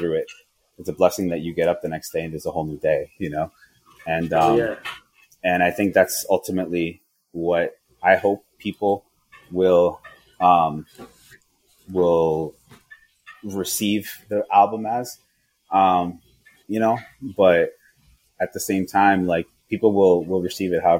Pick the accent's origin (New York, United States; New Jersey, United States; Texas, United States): New York, United States; Yonkers; moved away; So I'm from Yonkers